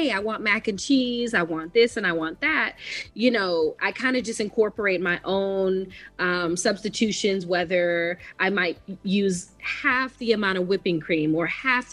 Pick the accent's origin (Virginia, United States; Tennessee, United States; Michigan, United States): Michigan, United States; Detroit; moved away as an adult; now in Los Angeles, United States; I'm originally from Detroit, Michigan. I've been based in Los Angeles for about going on 7 years now.